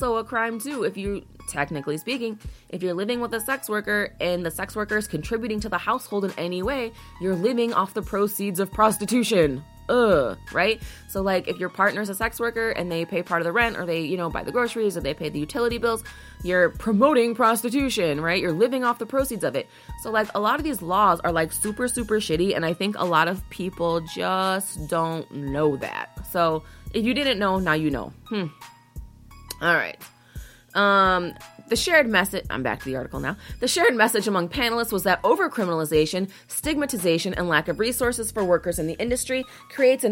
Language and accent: English; Chicago, Illinois, United States; I'm from Chicago